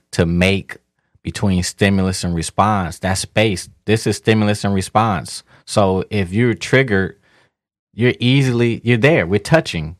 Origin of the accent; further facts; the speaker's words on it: Detroit, Michigan, United States; moved away; also born or lived in Miami; growing up in Detroit, as a black man